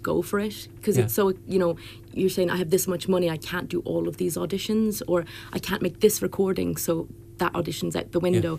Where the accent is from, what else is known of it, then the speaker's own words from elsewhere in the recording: Drogheda, Leinster, Ireland; I am from Drogheda